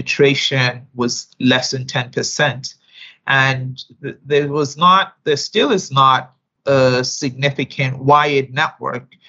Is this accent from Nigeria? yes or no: yes; Nigeria; moved away as an adult; also born or lived in United States / New York; I am a Nigerian woman by birth